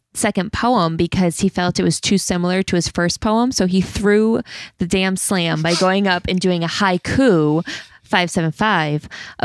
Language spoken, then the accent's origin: English; Pennsylvania, United States; if I'm the white girl from the country, I can't really write about living in, you know, urban New York